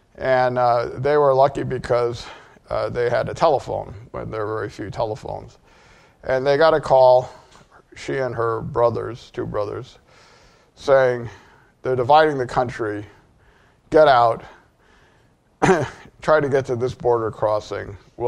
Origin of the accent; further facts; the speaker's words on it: Connecticut, United States; also born or lived in Boston; So I'm from Connecticut. I was born in Boston, but both of my parents were from Korea as immigrants.